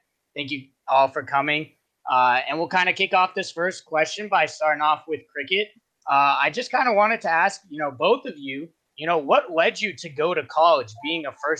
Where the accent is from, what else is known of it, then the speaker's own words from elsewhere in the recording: Nevada, United States; I'm a senior year student here at UNLV studying kinesiology. I was born and raised in Nevada, so I can tell you every single street